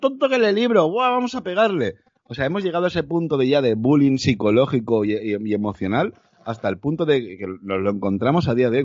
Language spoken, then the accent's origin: Spanish; Valencia, Valencian Community, Spain; moved away as an adult; also born or lived in Tenerife / Mallorca; yo nací en Tenerife, por circunstancias de la vida me crio en Valencia